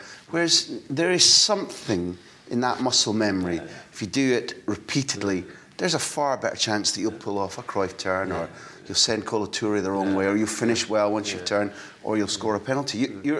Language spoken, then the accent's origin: English; Scotland, United Kingdom; even as a Scot